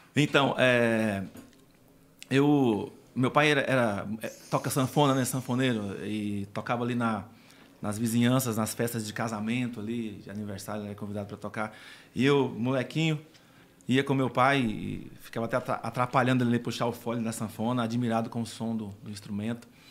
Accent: Formoso, Minas Gerais, Brazil; moved away; região Formoso, Minas Gerais, a cidade onde eu nasci

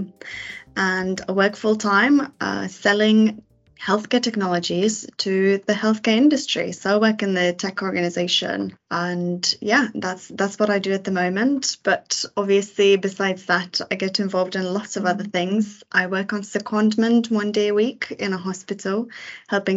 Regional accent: Lithuania; moved away as an adult; now in United Kingdom; I moved to UK from Lithuania when I was 18

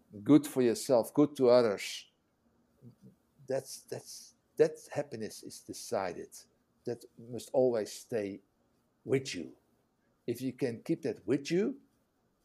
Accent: Netherlands; English is a second language; a Dutch guy who learned English in prison

